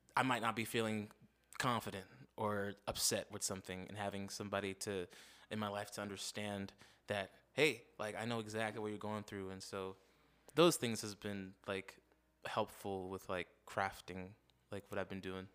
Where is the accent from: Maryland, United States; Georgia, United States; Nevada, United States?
Nevada, United States; Las Vegas; me and my fam moved here to Vegas in '92. I grew up in Las Vegas